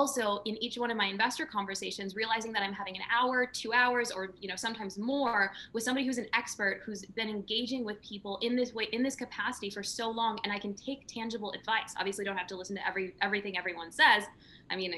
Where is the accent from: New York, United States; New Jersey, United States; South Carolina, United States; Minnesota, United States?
Minnesota, United States; rural; I grew up in a trailer park in rural Minnesota